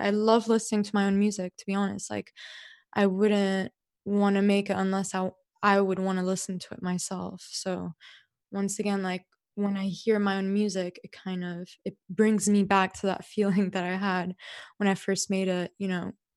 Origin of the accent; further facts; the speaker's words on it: Dubai, United Arab Emirates; as a kid growing up in Dubai